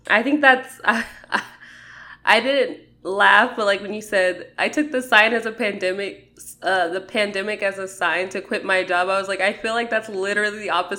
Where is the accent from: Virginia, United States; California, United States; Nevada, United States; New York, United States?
Nevada, United States; Las Vegas; also born or lived in Ohio; I'm from Vegas